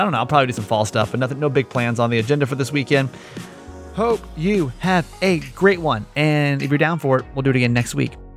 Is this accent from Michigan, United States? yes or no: no; Georgia, United States; moved away; I'm from Georgia originally.